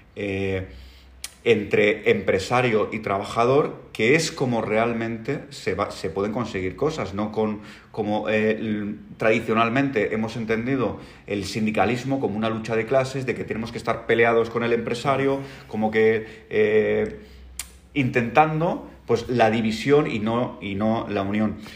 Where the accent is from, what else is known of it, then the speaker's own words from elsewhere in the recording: Sant Rafel de sa Creu, Balearic Islands, Spain; mi pueblo, San Rafael